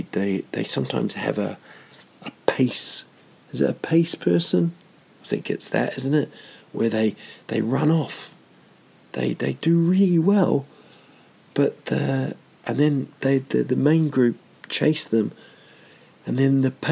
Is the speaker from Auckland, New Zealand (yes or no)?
no; Rotorua, Bay of Plenty, New Zealand; there's a place in Rotorua, my hometown, called Whakawerawera